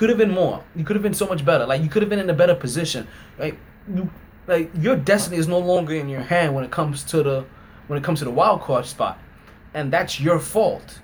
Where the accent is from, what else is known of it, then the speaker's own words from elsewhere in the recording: New York, United States; being a New Yorker